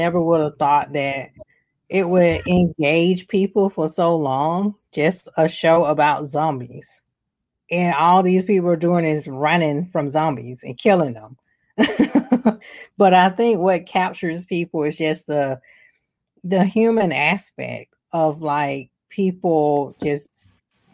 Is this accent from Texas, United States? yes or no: no; Atlanta, Georgia, United States; was based in my hometown, so it was based in Atlanta